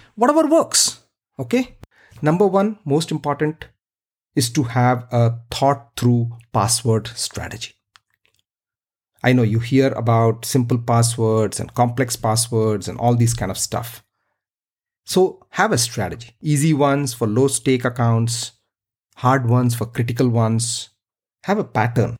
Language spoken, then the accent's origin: English; India; I grew up in India